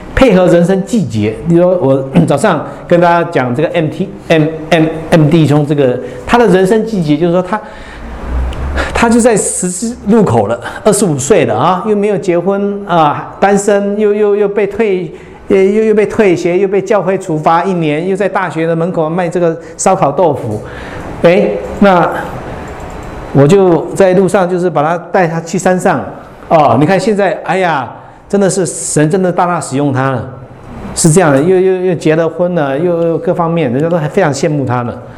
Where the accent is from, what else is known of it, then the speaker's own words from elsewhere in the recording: Hualien, Taiwan; 我来自花莲